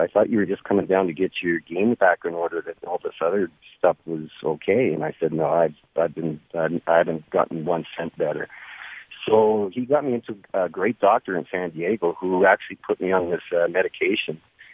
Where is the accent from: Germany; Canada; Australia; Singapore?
Canada; I'm Canadian